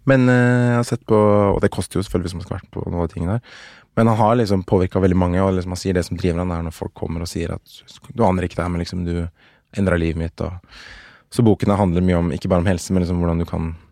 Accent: Oslo, Norway; Jeg er fra Oslo

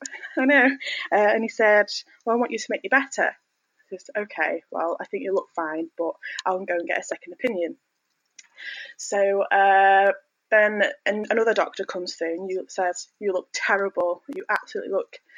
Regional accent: Northwich, North West England, United Kingdom; also born or lived in York; I'm from Northwich, born and bred

